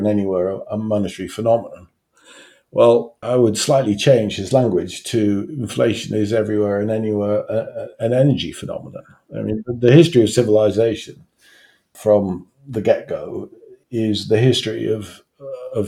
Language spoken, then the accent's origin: English; Newcastle upon Tyne, North East England, United Kingdom; now in Hampshire, United Kingdom; I'm a Geordie, I come from Newcastle, and when I was growing up, I grew up in a coal town